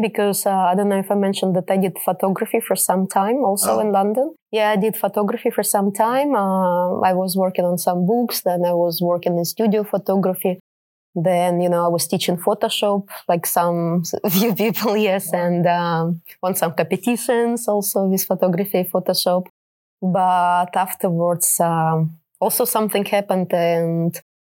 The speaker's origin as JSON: {"language": "English", "country": "Russia", "tie": "born or raised there", "also_born_or_lived": "United Kingdom", "moved": "as an adult", "said": "I grew up in Soviet Union"}